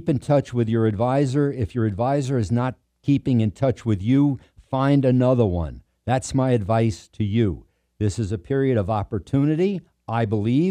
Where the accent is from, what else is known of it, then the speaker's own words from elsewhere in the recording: New York City, New York, United States; I grew up on Davidson and Burnside